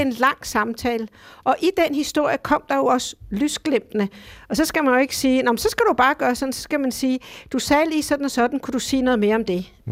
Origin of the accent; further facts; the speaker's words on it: Denmark; hjemme i Danmark